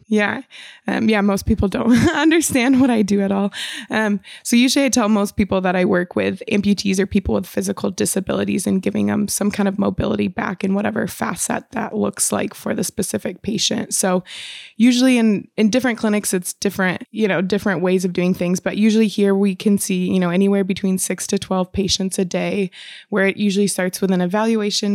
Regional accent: Michigan, United States; moved away as an adult; also born or lived in Chicago; now in Washington, United States; I'm actually from Michigan

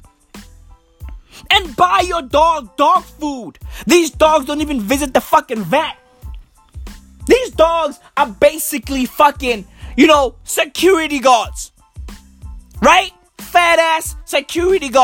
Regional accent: Johannesburg, Gauteng, South Africa; I'm from the East Rand of Johannesburg

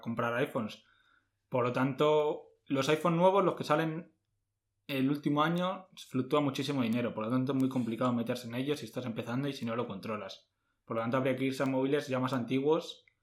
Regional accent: Madrid, Community of Madrid, Spain; nosotros somos de Madrid

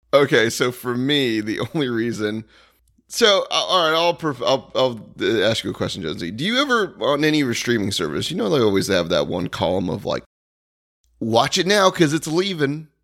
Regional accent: Daytona Beach, Florida, United States; me growing up around Daytona

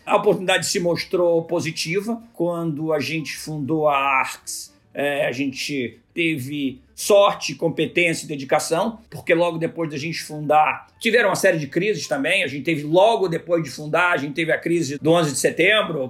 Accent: Rio de Janeiro, Brazil; eu nasci aqui no Rio de Janeiro, me formei na PUC no Rio

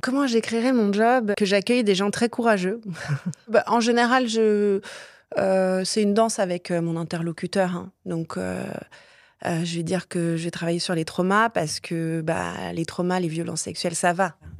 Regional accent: south of France, France; Je viens du sud de la France, j'ai grandi en banlieue.

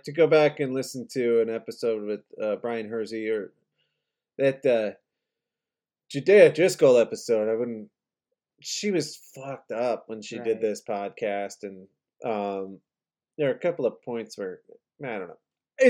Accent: Chicago, Illinois, United States; moved away as an adult; also born or lived in New Orleans; now in Texas, United States; I'm from Chicago.

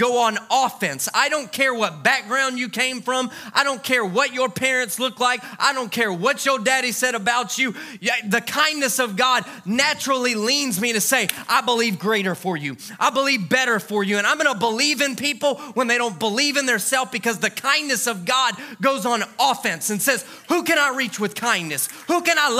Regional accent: Louisiana, United States; when I was a kid, I grew up in Louisiana

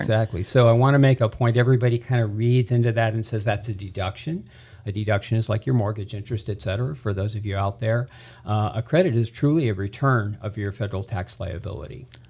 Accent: Tehachapi, California, United States; also born or lived in Central Valley, California; I'm a native. I'm originally from Tehachapi

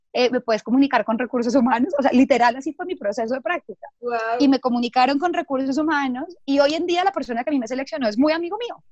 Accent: Bogotá, Colombia; soy de Bogotá

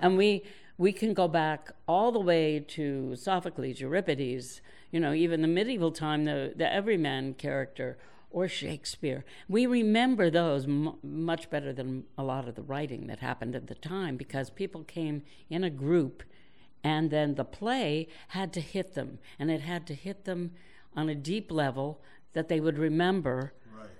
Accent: New York, United States; moved away; I was born in New York, and I am still a New Yorker

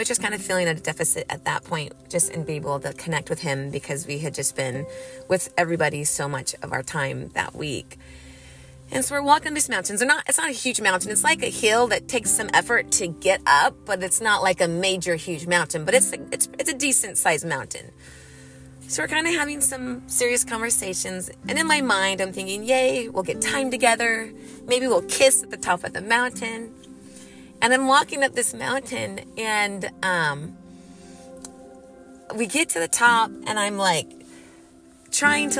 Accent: California, United States; moved away; I grew up riding dirt bikes in the desert growing up in California

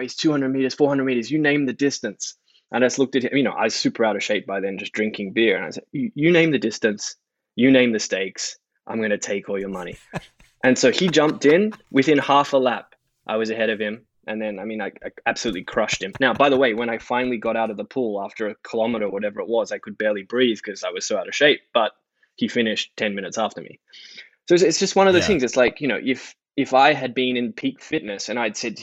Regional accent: Sydney, New South Wales, Australia; moved away; also born or lived in Japan; I grew up in Sydney

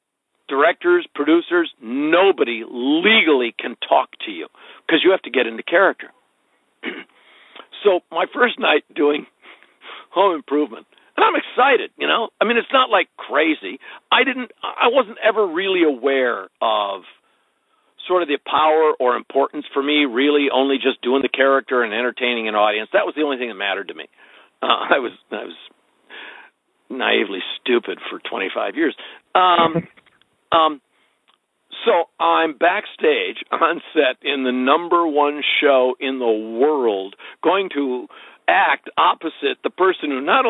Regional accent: Midwest, United States; Because I was actually from the Midwest.

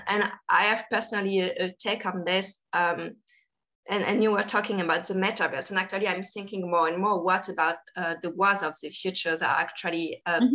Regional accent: Paris suburbs, Île-de-France, France; I grew up in France, um, actually in the Paris suburbs.

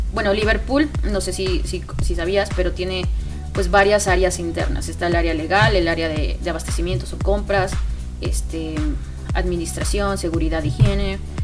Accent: Mexico City, Mexico; also born or lived in Querétaro; yo soy de, de la Ciudad de México

